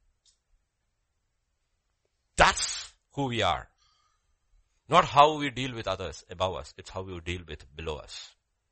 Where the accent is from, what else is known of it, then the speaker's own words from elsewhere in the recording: India; As an Indian citizen